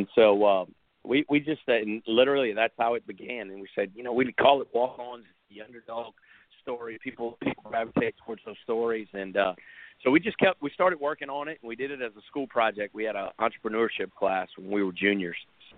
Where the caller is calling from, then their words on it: Baton Rouge, Louisiana, United States; Baton Rouge, Louisiana.